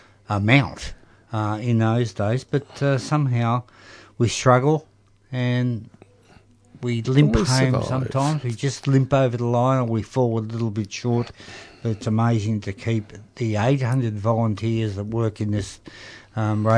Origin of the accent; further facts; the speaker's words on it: Melbourne, Victoria, Australia; now in Coburg, Australia; I came from Broadmeadows